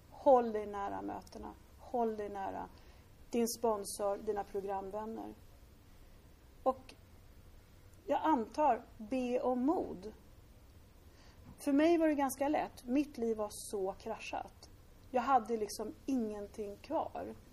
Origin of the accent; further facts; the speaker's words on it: Lidingö, Stockholm County, Sweden; Mina föräldrar var superrigida borgare, jag är uppväxt på Lidingö.